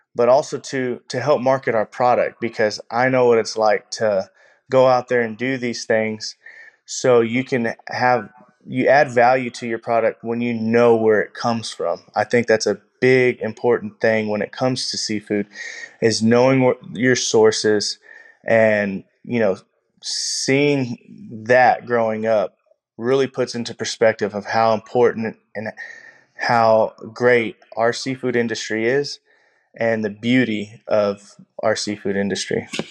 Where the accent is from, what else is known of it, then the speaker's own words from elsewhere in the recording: Texas, United States; I am from Pulaski, Texas